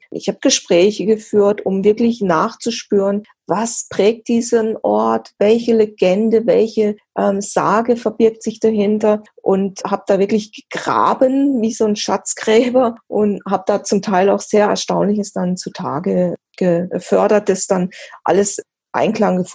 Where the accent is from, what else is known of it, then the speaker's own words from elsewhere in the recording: Weil am Rhein, Baden-Württemberg, Germany; now in Malsburg-Marzell, Germany; ich bin ja hier im Dreiländereck aufgewachsen, in Weil am Rhein groß geworden.